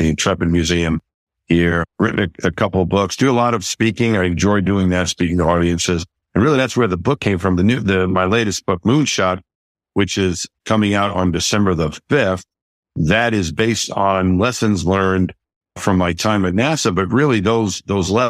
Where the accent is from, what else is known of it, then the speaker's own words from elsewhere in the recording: Franklin Square, New York, United States; I grew up just outside of New York City in Queens, in New York City at a town called Franklin Square on Long Island.